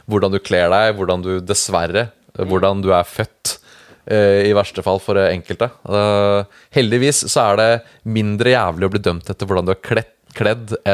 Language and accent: Norwegian; Lier, Buskerud, Norway; now in Oslo, Norway; jeg har jo blitt vanna ut, for jeg har bodd